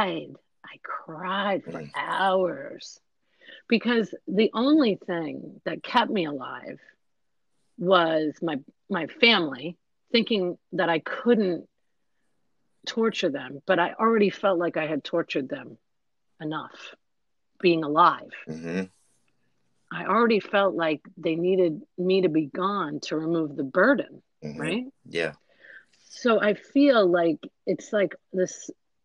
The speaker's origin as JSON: {"language": "English", "region": "New York", "country": "United States", "said": "I'm from New York"}